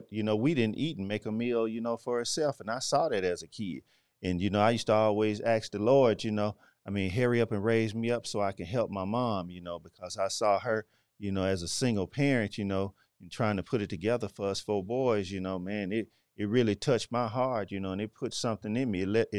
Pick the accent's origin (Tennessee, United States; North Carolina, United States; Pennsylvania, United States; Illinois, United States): Tennessee, United States; Memphis; Man, shoot. Man … man. I'm from the Whitehaven area, you know, / Lakeview Garden.